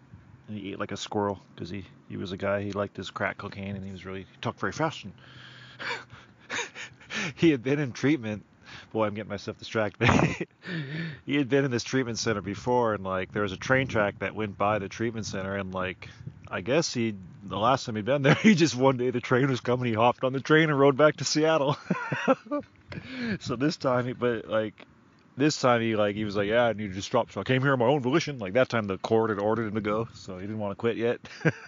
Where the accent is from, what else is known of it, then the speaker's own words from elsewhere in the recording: Australia; also born or lived in South Africa; I'm from Australia by way of South Africa.